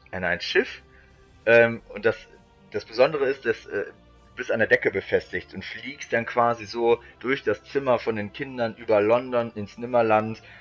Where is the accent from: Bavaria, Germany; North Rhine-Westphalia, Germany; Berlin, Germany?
North Rhine-Westphalia, Germany; St. Tönis; Also ich bin früher bei unserem Dorf, wo ich herkomme, aus St. Tönis, da gab es immer eine Mini-Kirmes im Frühling und im Herbst.